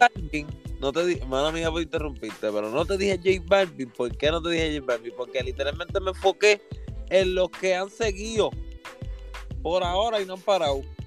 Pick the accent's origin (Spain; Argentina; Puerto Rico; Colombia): Puerto Rico; Somos boricua